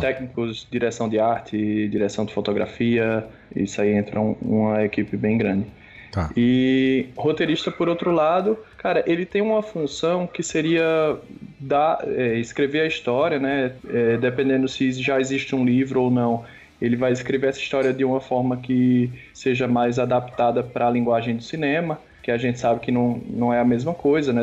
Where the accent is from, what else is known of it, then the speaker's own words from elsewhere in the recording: Pernambuco, Brazil; now in São Paulo, Brazil; Tô em São Paulo, apesar de ser pernambucano